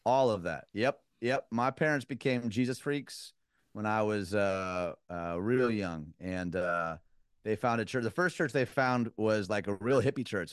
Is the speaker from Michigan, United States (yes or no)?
yes; Detroit, Michigan, United States; moved away as an adult; also born or lived in Chicago; now in Nashville, United States; born and raised in Detroit